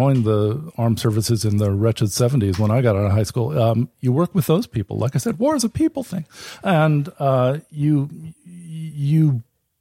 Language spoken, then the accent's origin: English; California, United States; moved away; I'm from California.